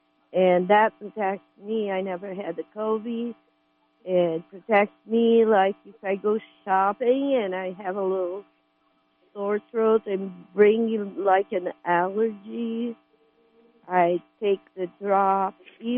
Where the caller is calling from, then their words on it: California, United States; Well, I'm calling from Humboldt County